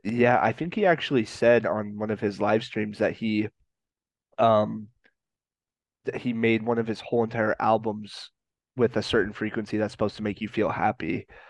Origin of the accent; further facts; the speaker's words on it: Colorado, United States; I'm from Colorado